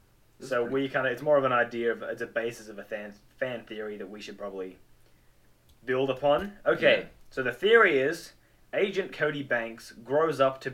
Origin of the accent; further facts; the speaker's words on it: Adelaide, South Australia, Australia; Well, I'm an Adelaide boy.